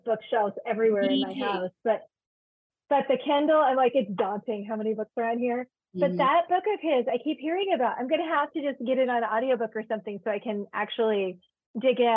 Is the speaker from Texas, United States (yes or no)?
no; Georgia, United States; moved away; also born or lived in Virginia; I grew up in Georgia and then lived in Virginia for a while